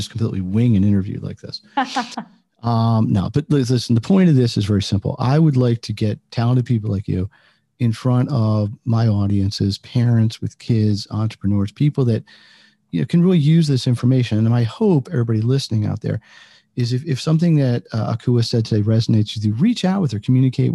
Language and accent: English; United States; being American